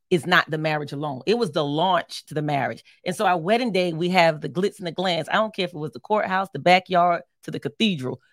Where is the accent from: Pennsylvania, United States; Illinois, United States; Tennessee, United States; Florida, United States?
Pennsylvania, United States; Philadelphia; I'm from Philly